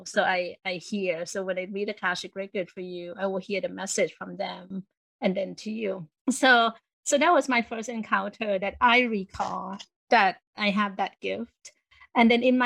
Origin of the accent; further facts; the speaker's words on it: Thailand; I grew up in Thailand